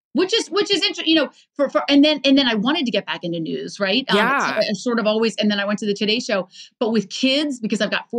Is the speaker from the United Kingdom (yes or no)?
no; Baltimore, Maryland, United States; I grew up in Baltimore.